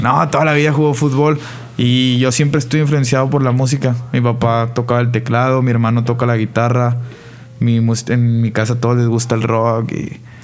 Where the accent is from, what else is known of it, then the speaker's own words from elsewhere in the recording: Monterrey, Nuevo León, Mexico; Todos vivimos por donde en la misma zona, somos del poniente de Monterrey